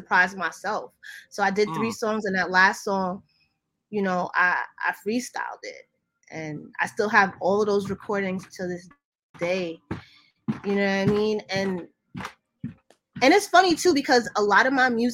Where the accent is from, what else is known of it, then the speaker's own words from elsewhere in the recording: Jamaica; I'm Jamaican